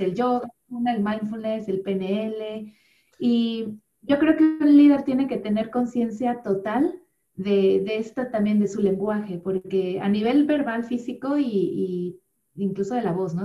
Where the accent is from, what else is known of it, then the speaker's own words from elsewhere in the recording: Mexico City, Mexico; moved away as an adult; also born or lived in Cardiff / Chiapas / Bristol; now in Wales, United Kingdom; nací en la Ciudad de México, eh, y pues viví toda mi vida prácticamente ahí en la Ciudad de México